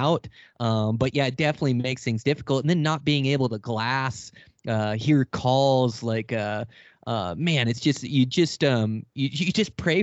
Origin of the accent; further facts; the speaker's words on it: Pacific Northwest, United States; I come from the Pacific Northwest